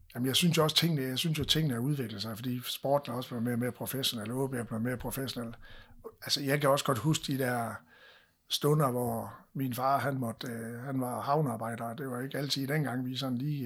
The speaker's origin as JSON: {"language": "Danish", "area": "North Jutland", "region": "North Denmark Region", "country": "Denmark", "said": "vi, vi er nordjyder"}